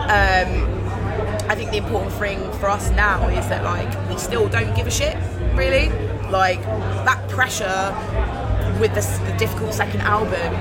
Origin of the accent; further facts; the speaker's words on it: Germany; grew up in Germany, and, so we didn't have that.